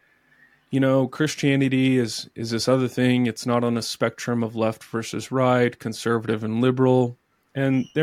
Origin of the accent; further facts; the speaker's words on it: Texas, United States; moved away; I'm originally from Texas